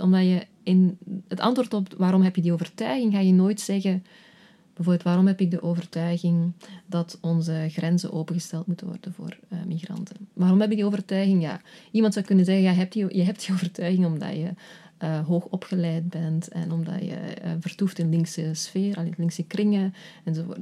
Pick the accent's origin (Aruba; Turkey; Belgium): Belgium; Flanders; moved away as an adult; also born or lived in Netherlands; ik een paar jaar in Nederland heb gewerkt als Vlaamse